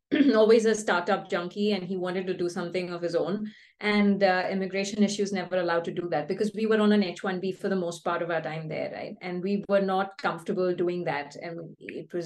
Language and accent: English; Bangalore, Karnataka, India; moved away as an adult; also born or lived in California; we're both from Bangalore. We're born and brought up here